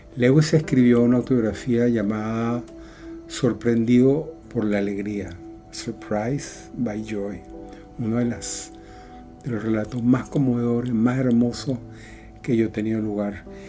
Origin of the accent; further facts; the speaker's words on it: Venezuela; moved away as an adult; also born or lived in Europe; Hace seis años tuve que salir con mi familia de Venezuela por muchos motivos de seguridad, económicos, etc. Viajamos a Europa y tuvimos que dejar atrás todo.